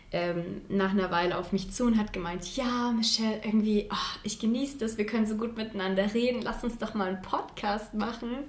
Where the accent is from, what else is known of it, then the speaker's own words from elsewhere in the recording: Chemnitz, Saxony, Germany; also, ich komme ursprünglich aus Sachsen, aus Chemnitz. Ich glaube, das hört man nicht so an.